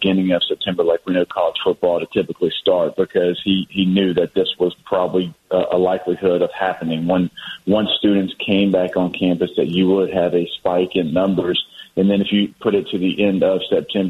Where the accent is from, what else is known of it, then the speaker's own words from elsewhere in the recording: Shreveport, Louisiana, United States; now in Baton Rouge, United States; My hometown, Shreveport, which is in the northwest part of Louisiana